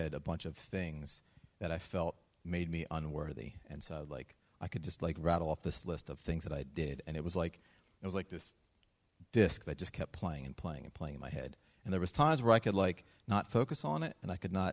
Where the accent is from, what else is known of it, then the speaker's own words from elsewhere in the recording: Pottstown, Pennsylvania, United States; I grew up right on Trott Street in Pottstown